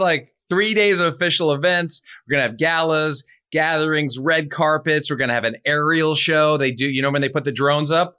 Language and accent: English; New York, United States; I'm from New York